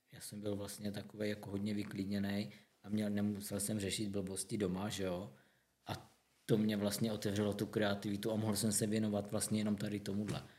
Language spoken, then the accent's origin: Czech; Zlín, Zlín Region, Czechia; u nás ve Zlíně